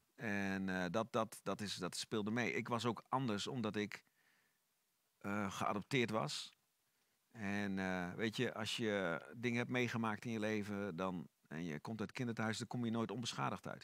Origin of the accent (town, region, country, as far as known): Netherlands; born or raised there; also born or lived in Sofia, Bulgaria / Almelo, Netherlands / The Hague, Netherlands